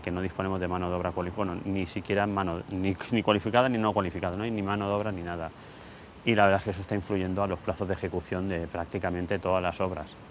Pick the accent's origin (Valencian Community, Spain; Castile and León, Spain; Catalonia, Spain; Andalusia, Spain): Valencian Community, Spain; Ibi; mi pueblo, Ibi